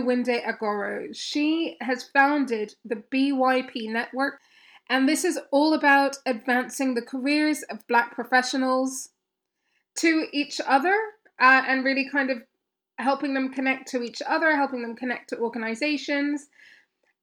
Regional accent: Kenya; I grew up in Kenya

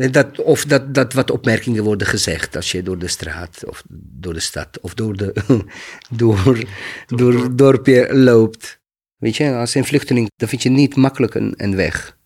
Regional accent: Maglaj, Federation of Bosnia and Herzegovina, Bosnia & Herzegovina; Dutch is a second language; moved away as an adult; now in Rotterdam, Netherlands; Toen was ik in mijn geboortestad. Dat was Maglai.

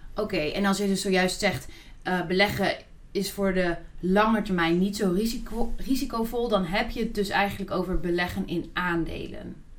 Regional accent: Netherlands; als Nederlanders

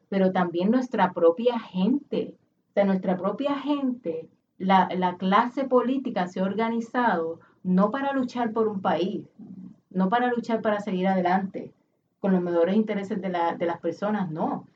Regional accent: Puerto Rico; Aquí está mi familia, yo soy puertorriqueña, eso es lo que soy

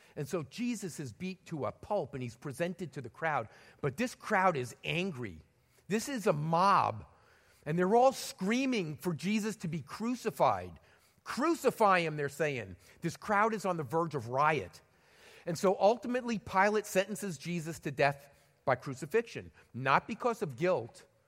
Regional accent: New York City, New York, United States; moved away; I was born in the Bronx, and I spent a lot of time hanging around Madison Square Garden in New York City

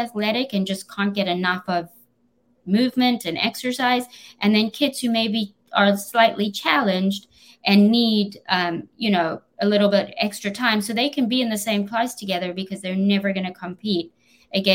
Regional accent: South Africa; accent: South African; moved away; I was born in South Africa

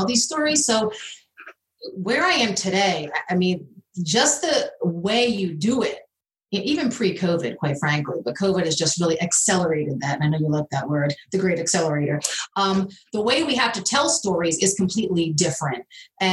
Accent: Philadelphia, Pennsylvania, United States; I'm from the Philadelphia area

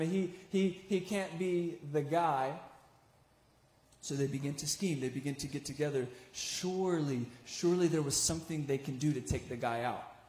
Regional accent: Richmond, Virginia, United States; I'm from Richmond, Virginia

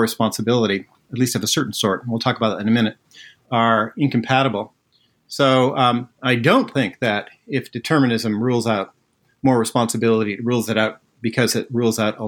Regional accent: Netherlands; So I was born in the Netherlands

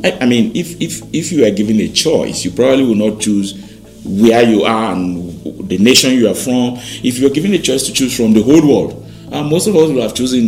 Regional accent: Oyo, Nigeria; now in Jos, Nigeria; I'm from Oyo State.

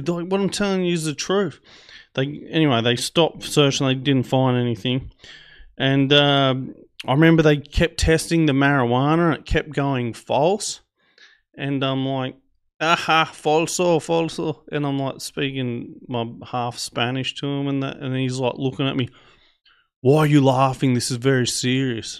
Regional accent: Australia; I'm Australian

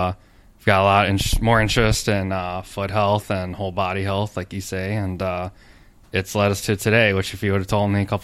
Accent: Minnesota, United States; I grew up here in Minneapolis, just south, about a half hour south, and went to college in Minnesota

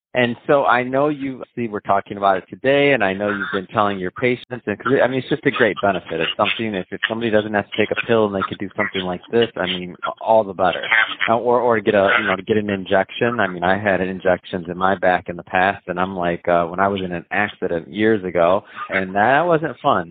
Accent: Michigan, United States; moved away as an adult; now in Los Angeles, United States; I'm from I'm from the Midwest. I'm from Michigan

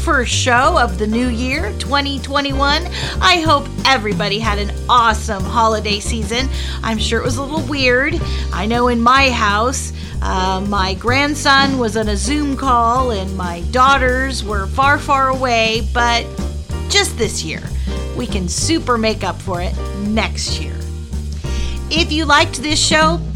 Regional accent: La Jolla, California, United States; moved away; I was born in La Jolla, California, so I know California very well

